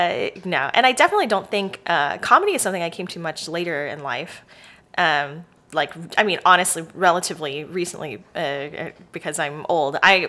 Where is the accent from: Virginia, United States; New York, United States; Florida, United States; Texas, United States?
Texas, United States; Dallas; also born or lived in Houston, Texas / Georgia; now in Austin, United States; I grew up in Dallas, Texas.